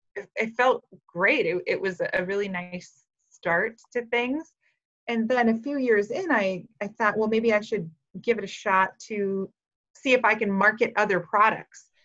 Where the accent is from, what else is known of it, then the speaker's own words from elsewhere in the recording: Frazee, Minnesota, United States; moved away as an adult; now in Fargo, United States; I grew up in Frazee, Minnesota